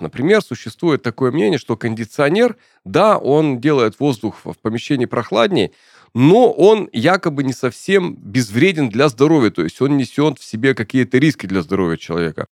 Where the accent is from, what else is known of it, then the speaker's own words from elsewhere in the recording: Urals, Russia; я родился и вырос на Урале